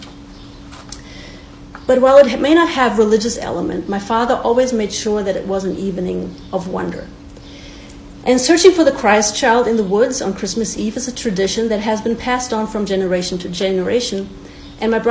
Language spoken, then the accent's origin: English; Bad Wildungen, Hesse, Germany; moved away; So I was born in 1981 in Germany, in the home of Snow White and the Seven Dwarfs. The town is called Bad Wildungen